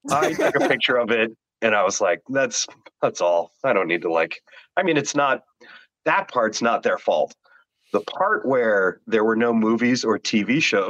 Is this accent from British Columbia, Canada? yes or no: no; Toronto, Ontario, Canada; now in Ottawa, Canada; because we were from Toronto, but we moved to Ottawa when most of my kids were young. And because we're from Toronto, obviously my wife hates the Ottawa Senators.